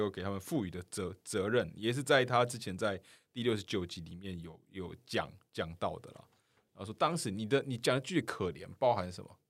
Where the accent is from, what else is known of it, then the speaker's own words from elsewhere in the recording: Kaohsiung, Taiwan; now in Taipei, Taiwan; 我现在人都在台，台北，我是高雄人